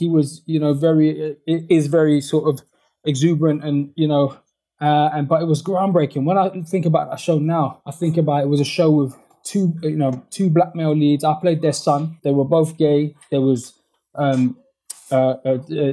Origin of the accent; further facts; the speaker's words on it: London, United Kingdom; growing up where I grew up in West London